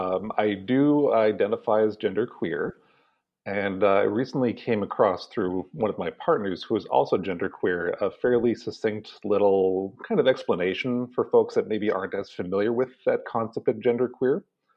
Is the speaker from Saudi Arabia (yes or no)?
no; Canada; I'm Canadian by birth, so I've been raised in this so-called Western culture